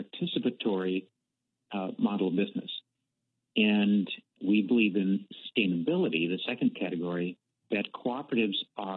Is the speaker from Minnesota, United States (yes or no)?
yes; Minnesota, United States; also born or lived in Washington; I consider Minnesota to be my home